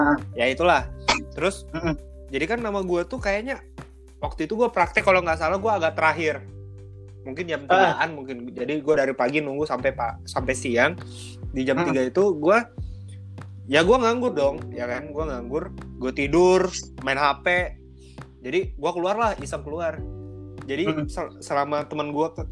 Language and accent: Indonesian; Makassar, South Sulawesi, Indonesia; also born or lived in Gowa; saya dari sini dari Makassar, uh, sekolah saya Telkom